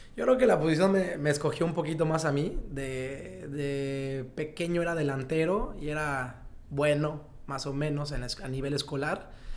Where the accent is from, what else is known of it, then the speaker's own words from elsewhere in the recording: Mexico; yo como muchos mexicanos